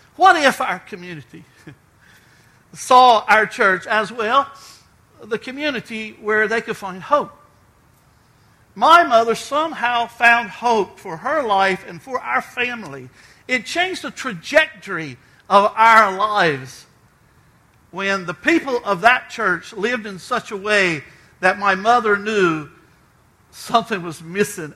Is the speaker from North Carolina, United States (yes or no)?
yes; Outer Banks of North Carolina, United States; I was raised on the Outer Banks of North Carolina.